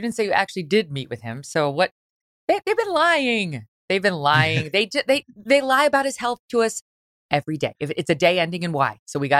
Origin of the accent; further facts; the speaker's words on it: Syracuse, New York, United States; I grew up in Syracuse for 10 years.